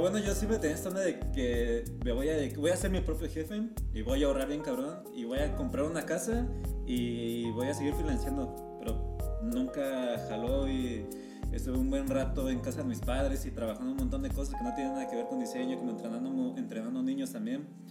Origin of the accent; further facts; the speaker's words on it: State of Mexico, Mexico; moved away as an adult; now in Mexico City, Mexico; yo soy del estado.